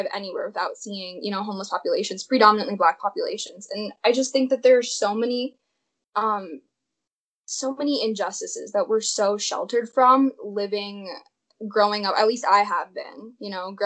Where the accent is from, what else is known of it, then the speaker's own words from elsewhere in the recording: St. Louis, Missouri, United States; also born or lived in Kansas City, Missouri; I'm from Missouri